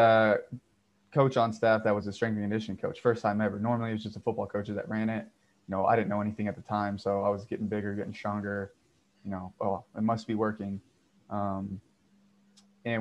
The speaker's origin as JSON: {"language": "English", "region": "Texas", "country": "United States", "tie": "born or raised there", "also_born_or_lived": "Florida", "said": "I grew up in Texas playing high school football"}